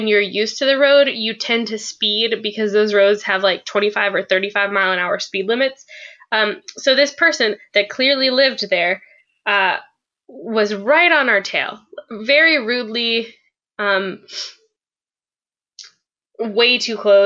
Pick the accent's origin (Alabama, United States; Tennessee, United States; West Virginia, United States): West Virginia, United States; moved away; we're from West Virginia